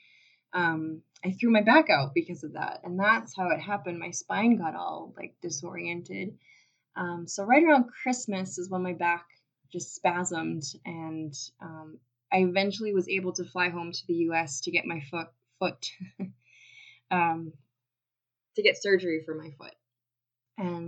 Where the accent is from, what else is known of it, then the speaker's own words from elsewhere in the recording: United States; moved away as an adult; also born or lived in Germany; I'm American